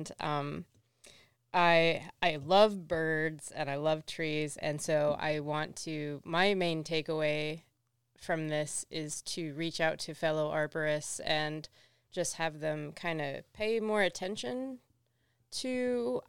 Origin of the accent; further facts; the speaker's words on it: the South, United States; I'm from the South.